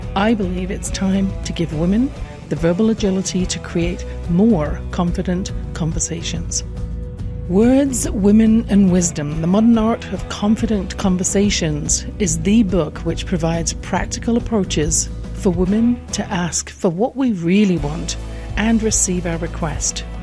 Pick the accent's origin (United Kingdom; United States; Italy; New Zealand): United Kingdom; England; born or raised there